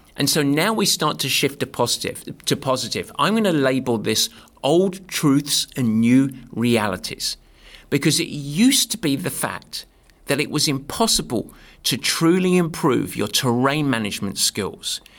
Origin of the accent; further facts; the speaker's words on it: England, United Kingdom; also born or lived in north of San Francisco, California; now in San Francisco area, United States; I'm English. I'm used to the nasty weather. But now I'm a California boy